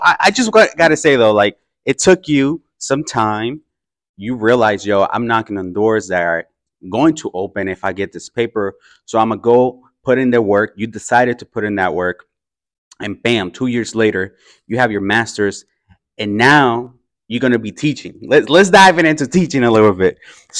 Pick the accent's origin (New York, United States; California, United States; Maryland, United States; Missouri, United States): California, United States; Oakland; growing up in the Fruitvale. And walking around International Boulevard and seeing how many people actually look like me